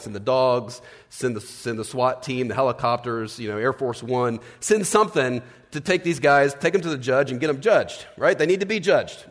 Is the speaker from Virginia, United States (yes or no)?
yes; Virginia, United States; I grew up in Virginia